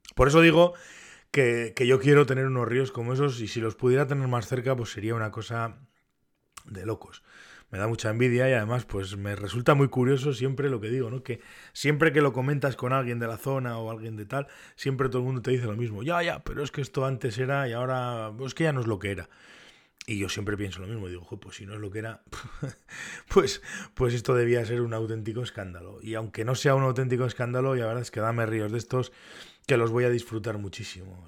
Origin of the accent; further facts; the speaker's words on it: Navarre, Spain; como Navarro y como pescador en Navarra